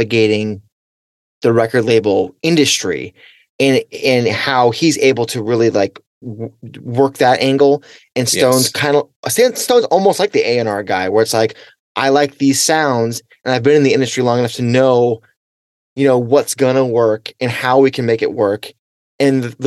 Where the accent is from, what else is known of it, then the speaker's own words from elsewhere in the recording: New York tri-state area, United States; I'm from the East Coast, I'm from the New York tri-state area